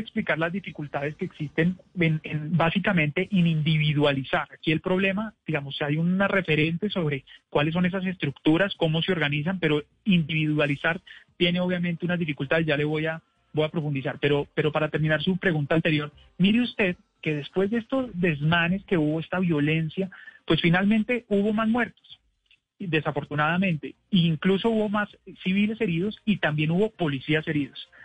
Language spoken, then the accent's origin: Spanish; Bogotá, Bogotá Capital District, Colombia; somos los bogotanos